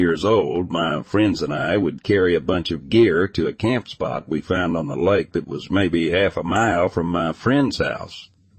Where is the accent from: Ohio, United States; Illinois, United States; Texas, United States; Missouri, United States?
Texas, United States; I grew up in North Texas, south of Fort Worth. We lived in a small town whose name I will not mention.